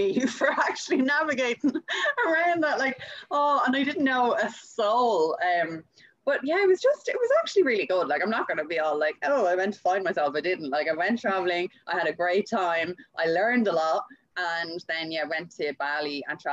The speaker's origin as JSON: {"language": "English", "area": "Louth", "region": "Leinster", "country": "Ireland", "moved": "as an adult", "lives_now": "Perth, Australia", "said": "I am from Ireland, from Louth, and I'm living over in Perth in Australia, just about 2.5 years now"}